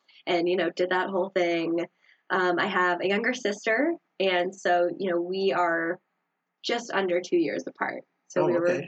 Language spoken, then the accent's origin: English; Denver, Colorado, United States; I grew up in Denver